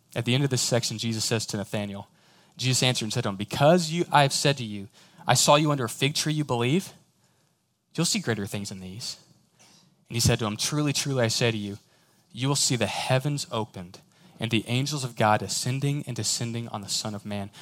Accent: Houston, Texas, United States; I'm from Houston

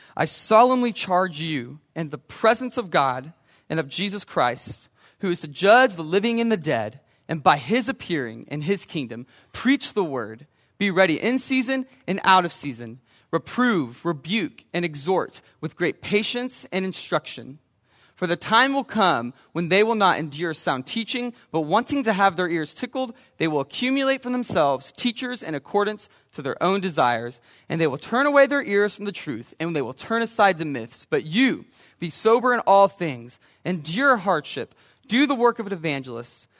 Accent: Brenham, Texas, United States; when I grew up in Brenham

